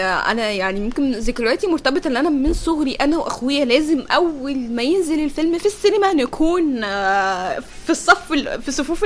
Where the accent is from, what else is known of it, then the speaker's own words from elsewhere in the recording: Egypt; كل ما حد يشوفني بره مصر يقول لي يا بقى بلد عادل امام